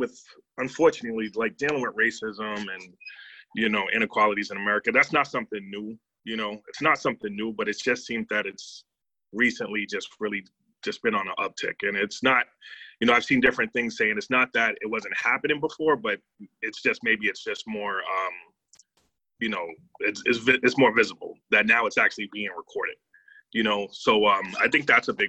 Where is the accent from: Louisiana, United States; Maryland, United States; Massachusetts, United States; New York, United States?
Massachusetts, United States; Boston; I was born and raised in Boston, Massachusetts. I currently still live here.